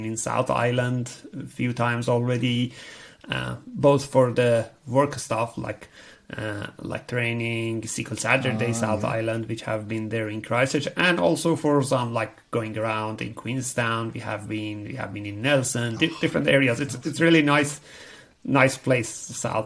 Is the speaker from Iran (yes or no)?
yes; Iran; moved away as an adult; now in New Zealand; I'm originally from Iran